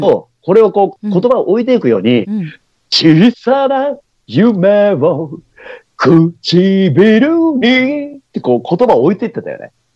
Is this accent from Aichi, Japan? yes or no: no; Beppu, Oita, Japan; moved away; also born or lived in Kanto; さっき言ったその夜明けのランナーを別府で見てたわけじゃん、当時は。まだ中学生だったから。本当俺、初めて関東に来て